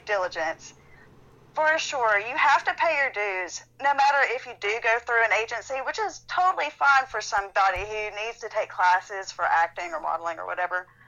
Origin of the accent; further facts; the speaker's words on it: Athens, Tennessee, United States; moved away; I grew up in Athens, Tennessee, so I did a lot of acting there